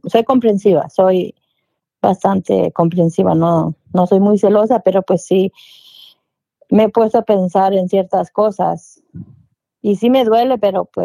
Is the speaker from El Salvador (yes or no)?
no; Michoacán, Mexico; now in United States; Pues somos de Michoacán.